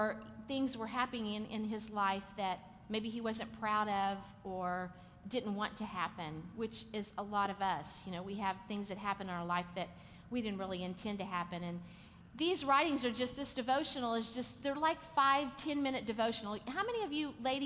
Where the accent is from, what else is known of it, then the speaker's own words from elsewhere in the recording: Oklahoma, United States; we're just from Oklahoma